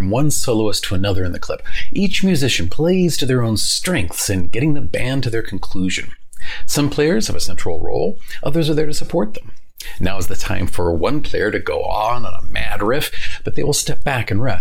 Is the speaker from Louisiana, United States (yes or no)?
yes; New Orleans, Louisiana, United States; I grew up in New Orleans